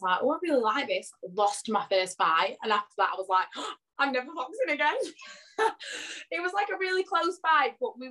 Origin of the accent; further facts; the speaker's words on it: Blackpool, North West England, United Kingdom; I am from Blackpool in UK, Lancashire, but all my family is like Yorkshire